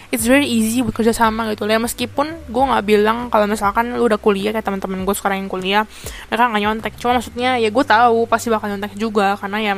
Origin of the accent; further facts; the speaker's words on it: Indonesia; gue juga sebagai orang Indo